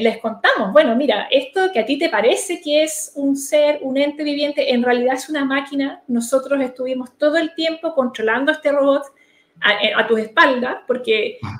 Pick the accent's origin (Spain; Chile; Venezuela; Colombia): Chile; como sociedad chilena estoy hablando de que no nos quedemos atrás